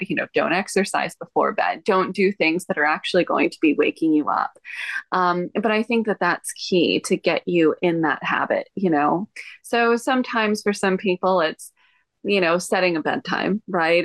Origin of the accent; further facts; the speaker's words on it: Texas, United States; moved away as an adult; now in Hawaii, United States; I was born and raised in Texas